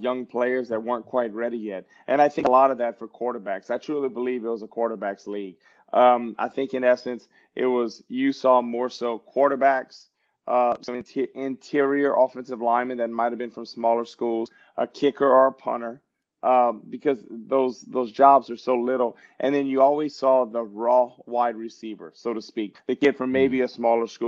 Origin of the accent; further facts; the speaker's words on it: Louisiana, United States; moved away; I grew up 2 hours from New Orleans